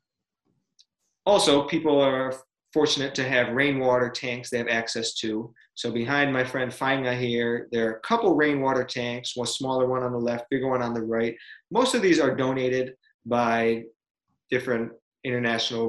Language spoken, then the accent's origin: English; Rochester, New York, United States; moved away as an adult; also born or lived in Kiribati; right now we live in Rochester, New York, in my hometown.